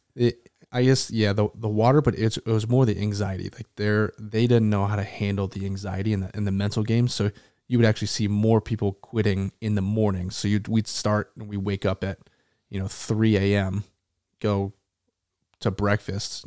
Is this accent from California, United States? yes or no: no; Tucson, Arizona, United States; also born or lived in Aurora, Colorado / Las Vegas, Nevada; now in North Carolina, United States; I grew up and moved to Tucson, Arizona when I was young, probably a four or five, um, and then spent my entire childhood there.